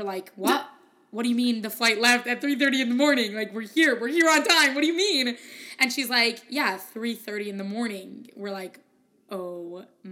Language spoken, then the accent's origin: English; United States; I'm an American